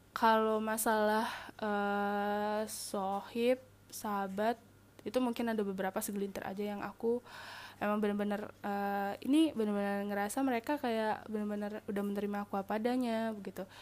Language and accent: Indonesian; Sumatra, Indonesia; karena gue emang anak rantau kan di sana gitu kayak gue anak Sumatera mereka orang Jawa